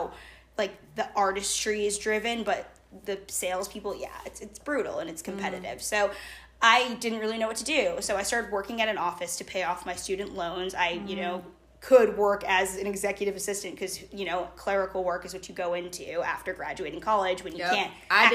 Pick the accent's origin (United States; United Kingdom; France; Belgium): United States; Boston, Massachusetts; I grew up in Boston, Massachusetts